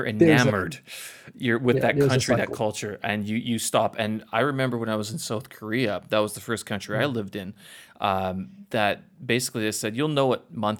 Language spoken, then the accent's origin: English; Winnipeg, Manitoba, Canada; now in Beijing, China; my hometown only 700,000 people.